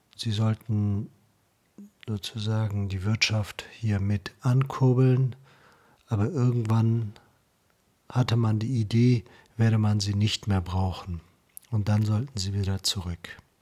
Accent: Germany; die Second Generation, war es so, dass wir in Deutschland aufgewachsen sind

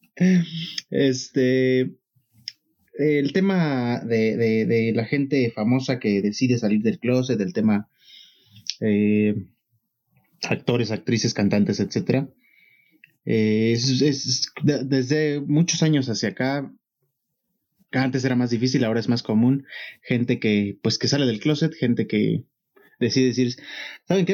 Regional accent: Mexico; para uno como mexicano

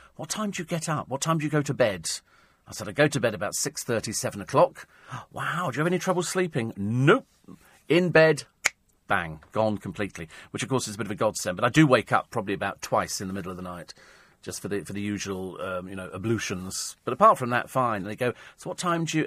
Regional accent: Twickenham, London, United Kingdom; I come from Twickenham, which is fairly noisy most of the time.

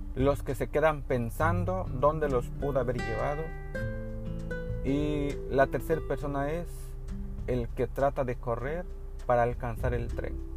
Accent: northern Chiapas, Mexico; moved away as an adult; also born or lived in Tuxtla Gutiérrez, Mexico; now in Cancún, Mexico; Yo vengo de la zona norte de Chiapas, en una comunidad enclavada en, en la selva norte

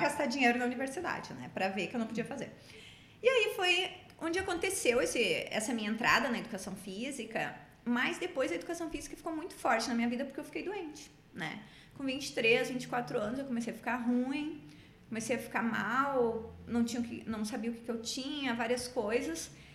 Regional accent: Rio Grande do Sul, Brazil; also born or lived in Salvador; Nós como gaúchos, né? A gente aprende a ter chão, raiz

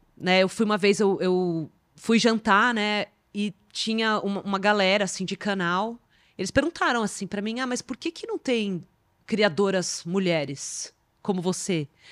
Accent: Brazil; eu sendo brasileira

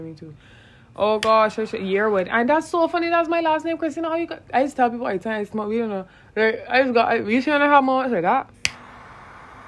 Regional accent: Barbados; I am from Barbados. That's the island that I am from

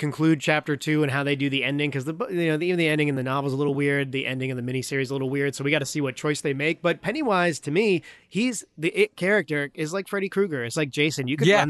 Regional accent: Northeast, United States; I grew up in the Northeast.

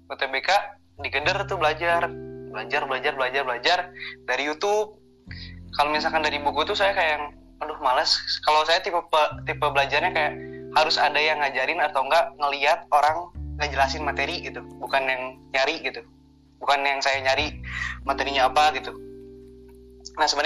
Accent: Cimahi, West Java, Indonesia; SD tuh SD Bandung Barat nih Ngamprah ada SD-nya SD swasta Islam Terpadu Keterinsani Insani kalau tahu mah orang Bandung ya

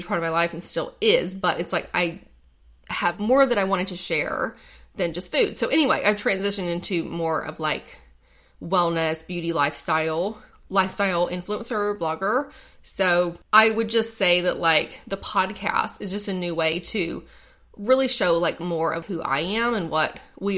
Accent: North Carolina, United States; moved away; also born or lived in Dallas, Texas; I'm from North Carolina, and then I moved to Texas. So, I actually claim both.

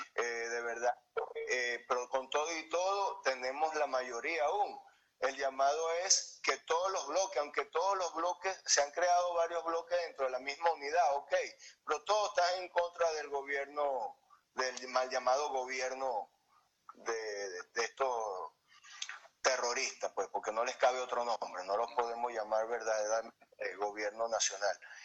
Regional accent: Venezuela; moved away; nosotros somos venezolanos

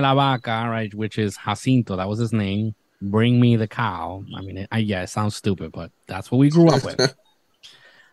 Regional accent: Isabela, Puerto Rico; moved away; my hometown of Isabela

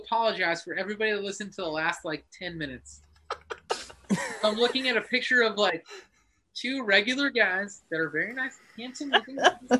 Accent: Northeast, United States; accent: Northeast accent, Philly; also born or lived in New York City, New York / Pennsylvania; now in Poconos, Pennsylvania, United States; I grew up in the Northeast. I grew up in New York City and Pennsylvania, so it's like I get this shitty dumb Northeast accent, the Philly thing where we say water

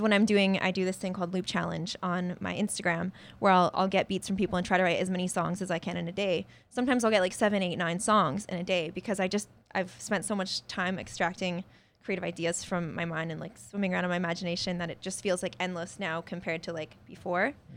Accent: a village in British Columbia, Canada; also born or lived in Medicine Hat, Alberta / Spruce Grove, Alberta; most of my, like, formative growing up years were spent, uh, in the village. So when people ask me where I was raised, I usually say there because that's where I grew up

